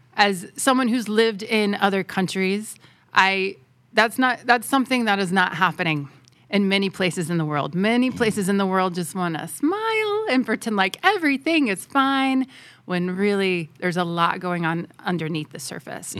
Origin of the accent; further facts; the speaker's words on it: Southeast, United States; moved away as an adult; now in Thailand; in the southeast where I'm from